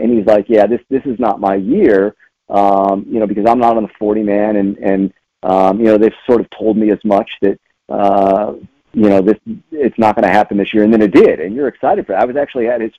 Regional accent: Los Angeles, California, United States; moved away; I'm from Los Angeles

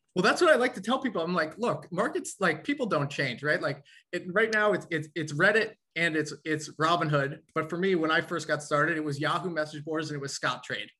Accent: New York, United States; also born or lived in Nashville, Tennessee; being a New Yorker going down to uh, to the South for school

